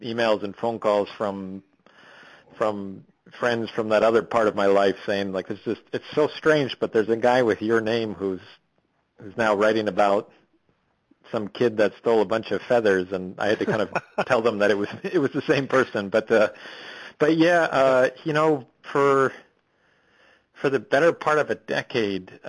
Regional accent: Midwest, United States; moved away as an adult; also born or lived in Boston; as a Midwesterner, I was raised to sort of scoff at fly fishermen

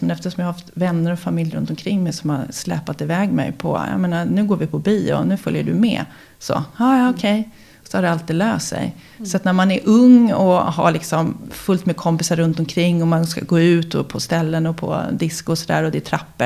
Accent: Huddinge, Stockholm County, Sweden; also born or lived in Älvsjö, Stockholm / Hammarby sjöstad, Stockholm; Jag är uppvuxen i Fullersta som ligger i Huddinge

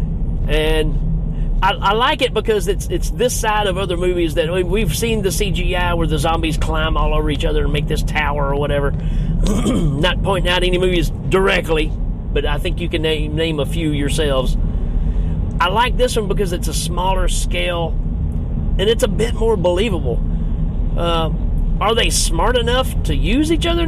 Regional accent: United States; I'm speaking from America

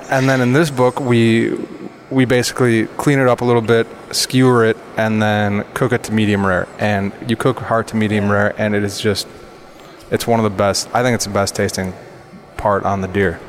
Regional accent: Central Wisconsin, United States; moved away; also born or lived in New York; growing up in Central Wisconsin

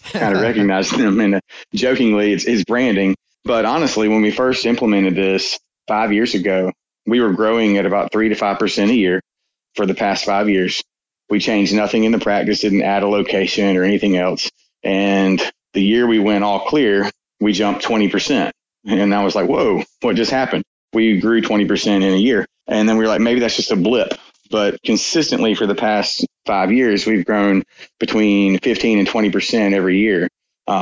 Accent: Fairhope, Alabama, United States; Fairhope, which is my hometown

